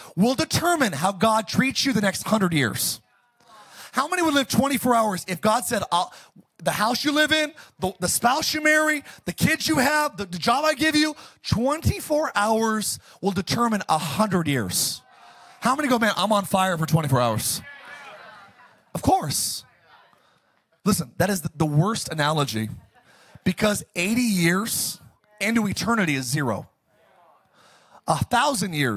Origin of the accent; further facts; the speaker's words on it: Palmdale, California, United States; my hometown, Palmdale, Lancaster